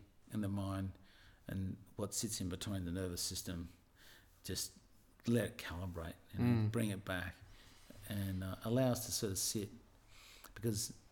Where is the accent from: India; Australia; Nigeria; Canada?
Australia; Avalon, New South Wales; born or raised there